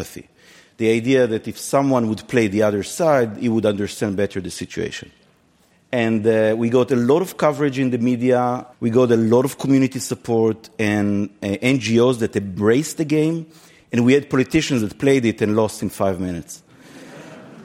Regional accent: Israel; moved away as an adult; now in United States; I came from Israel 12 years ago, and I lived in the United States since then

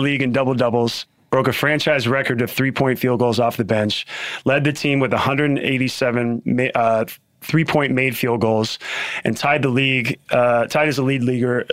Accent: Portland, Oregon, United States; I grew up in Portland, Oregon

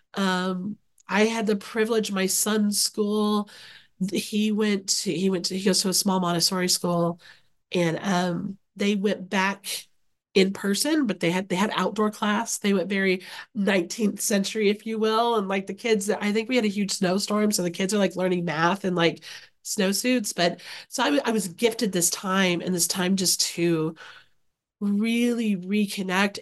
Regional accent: Okarche, Oklahoma, United States; now in Oxford, Ohio, United States; I grew up in a very small town in Oklahoma. So shout out to Okarchi, Oklahoma, which is Central Oklahoma

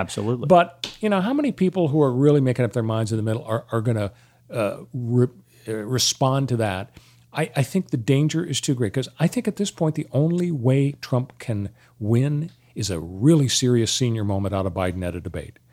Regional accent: Los Angeles, California, United States; I grew up in Canoga Park

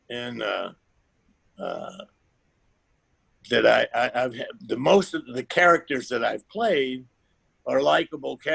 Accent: the South, United States; I, we even growing up in the South, I didn't wear overalls.

